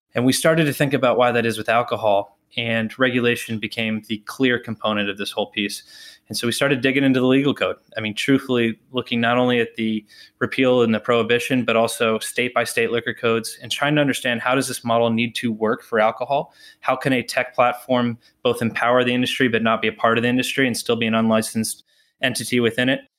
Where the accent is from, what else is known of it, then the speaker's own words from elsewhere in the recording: Texas, United States; moved away as an adult; also born or lived in Notre Dame, Indiana; now in Boston, United States; I grew up in Texas